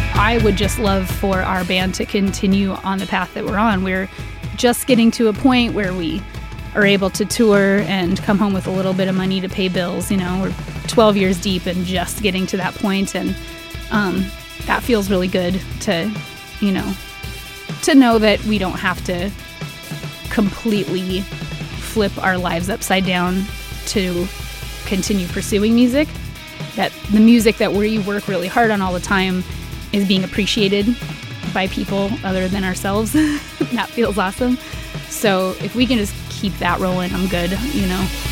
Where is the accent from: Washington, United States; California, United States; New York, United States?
Washington, United States; Tacoma; I was born and raised in Tacoma. I don't foresee myself ever leaving Tacoma